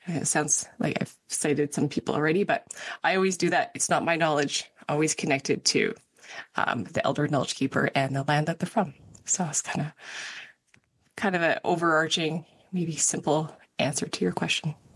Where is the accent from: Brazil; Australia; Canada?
Canada; Canmore, Alberta; I grew up in Canmore